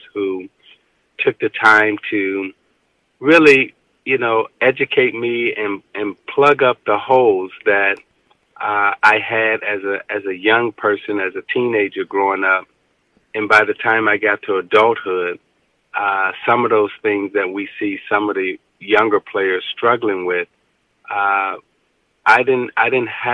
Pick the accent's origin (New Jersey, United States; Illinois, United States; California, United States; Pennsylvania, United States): Illinois, United States; Chicago; growing up on the west side of Chicago